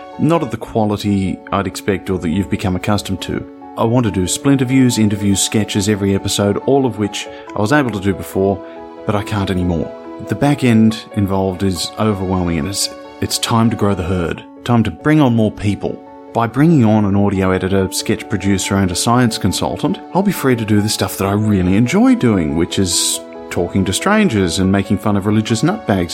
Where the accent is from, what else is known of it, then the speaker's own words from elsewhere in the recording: Australia; I'm from Australia.